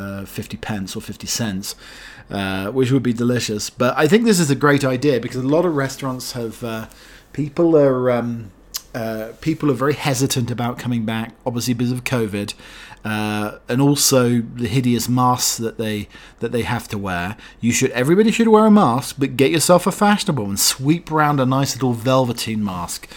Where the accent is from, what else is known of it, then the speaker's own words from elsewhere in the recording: Norfolk, East of England, United Kingdom; in Norfolk, my hometown.